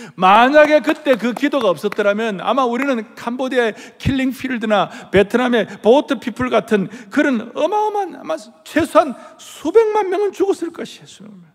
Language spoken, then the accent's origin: Korean; South Korea